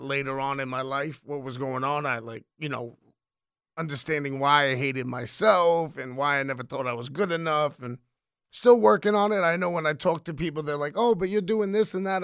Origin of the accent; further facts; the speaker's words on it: New York City, New York, United States; I was born in the Bronx, Irish Puerto Rican kid